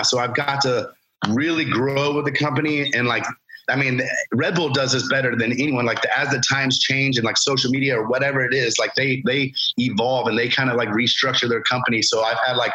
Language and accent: English; Lake Alfred, Florida, United States; I grew up in Lake Alfred in Polk County